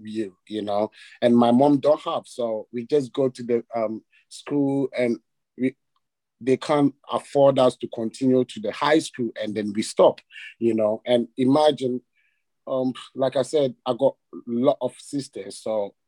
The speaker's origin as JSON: {"language": "English", "town": "Kumasi", "region": "Ashanti", "country": "Ghana", "tie": "born or raised there", "second_language": "English", "moved": "as an adult", "lives_now": "London, United Kingdom", "said": "I grew up in Ghana, in a city called Kumasi"}